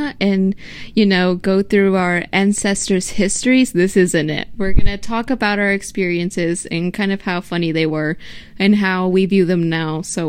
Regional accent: Middle Tennessee, United States; born or raised there

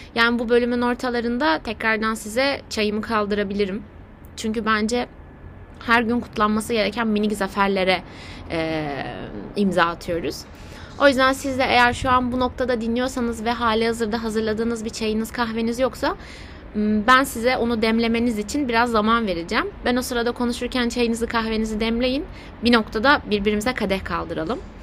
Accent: Aegean Region, Turkey; Sadece bir Egeli olarak

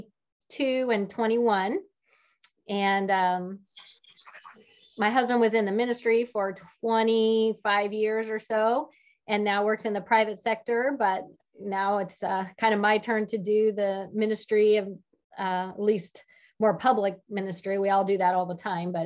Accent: West Coast, United States; moved away as an adult; also born or lived in California / Joplin, Missouri; now in Springfield, United States; I currently live in Springfield, Illinois, but I'm originally from the West Coast

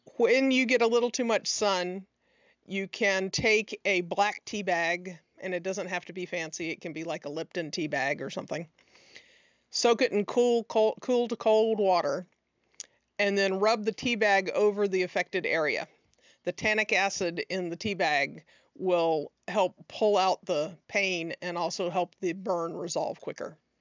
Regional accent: the South, United States; growing up in the South and being quite pale

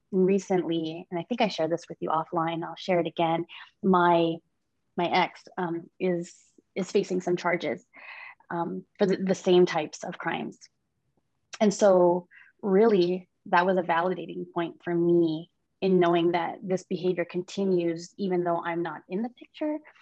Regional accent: Hawaii, United States; now in San Diego, United States; I am from San Diego. I've been here for quite a long time, originally from Hawaii.

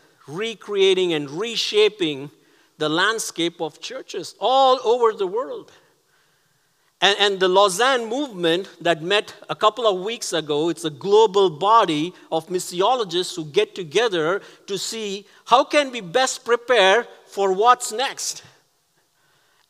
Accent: Chennai, Tamil Nadu, India; moved away; my hometown of Chennai

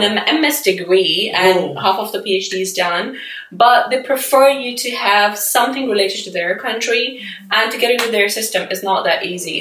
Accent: Pakistan; moved away as an adult; now in United Kingdom; I'm from Pakistan

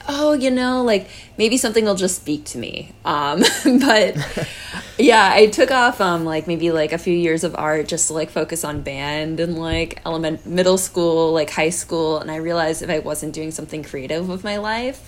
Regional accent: Hingham, Massachusetts, United States; also born or lived in Marblehead, Massachusetts / Vancouver; I'm originally from Hingham, Mass. And Marblehead, Mass.

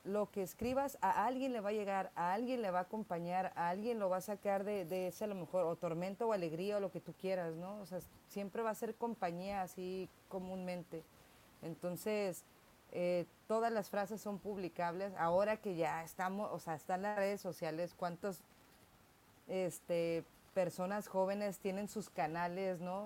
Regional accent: Tijuana, Baja California, Mexico; soy tijuanense de papás tijuanenses

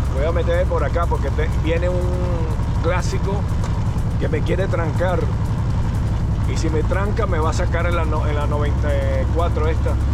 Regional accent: Venezuela; now in United States; Soy venezolano, crecí con eso

